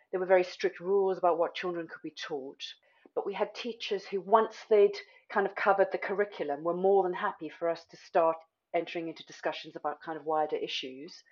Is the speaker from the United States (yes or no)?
no; South Africa; as white children growing up in South Africa, it meant that we had access to really outstanding education.